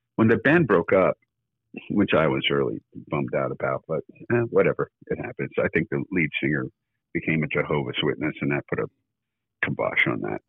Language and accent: English; Burnsville, North Carolina, United States; moved away; also born or lived in New Jersey; I was originally from uh, just outside of Asheville, North Carolina. I was born in Burnsville, North Carolina, 1956.